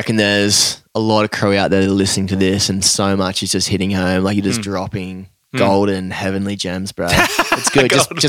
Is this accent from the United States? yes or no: no; Australia; especially being Aussie, tall poppy, dude, fucking get smacked down